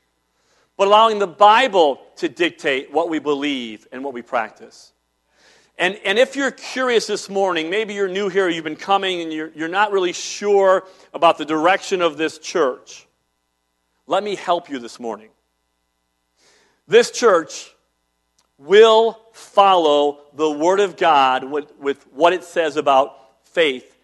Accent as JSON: {"language": "English", "town": "Cleveland", "region": "Ohio", "country": "United States", "tie": "born or raised there", "said": "When I was a small child, growing up in Cleveland, downtown area"}